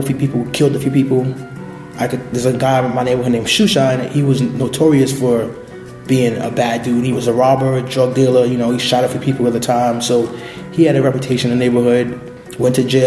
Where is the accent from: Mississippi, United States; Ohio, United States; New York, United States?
New York, United States; New York City; So I was born and raised in Brooklyn, in the Bushwick East New York section of Brooklyn